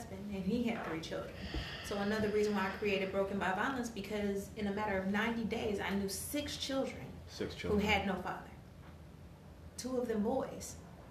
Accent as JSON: {"language": "English", "town": "Oakland", "region": "California", "country": "United States", "moved": "yes", "lives_now": "Solano County, United States", "said": "I'm from Oakland"}